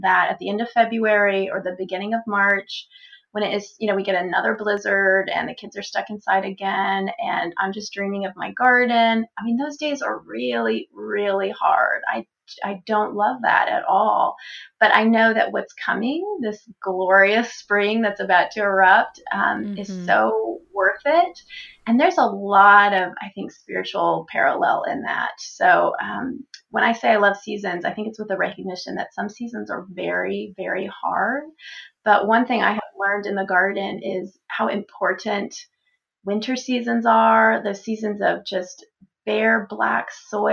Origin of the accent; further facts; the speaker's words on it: Texas, United States; also born or lived in Florida; now in Pennsylvania, United States; I grew up in Texas